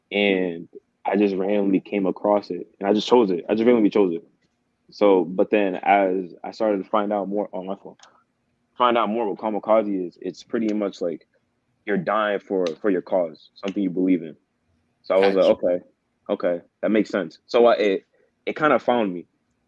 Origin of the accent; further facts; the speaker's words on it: Rhode Island, United States; now in New York, United States; I'm from Rhode Island.